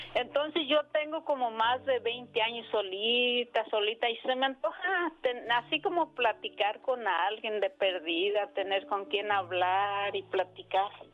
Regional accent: Morelia, Michoacán, Mexico; Yo soy de Morelia, Michoacán.

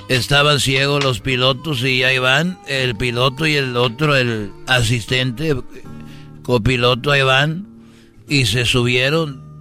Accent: Huentitán, Jalisco, Mexico; born there; yo estaba allí eh, en, un este donde yo nací en Huentitán es un pueblo muy chiquito y cuando digo chiquito no te doy nada ahí estaba yo.

